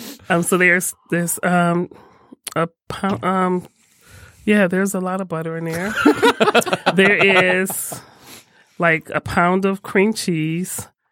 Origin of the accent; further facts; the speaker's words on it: Detroit, Michigan, United States; Nope, born and raised in Detroit.